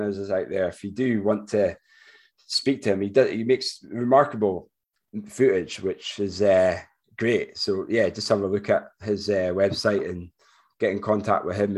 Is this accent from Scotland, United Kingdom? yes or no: yes; Forres, Scotland, United Kingdom; from Forest, my hometown